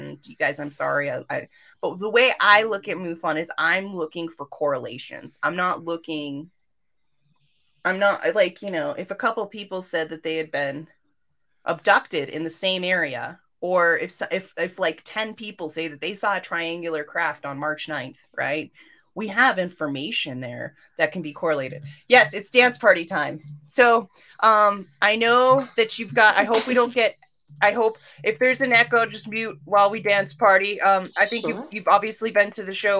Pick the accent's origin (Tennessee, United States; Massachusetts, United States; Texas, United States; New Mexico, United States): New Mexico, United States; Albuquerque; Record Center here in my hometown.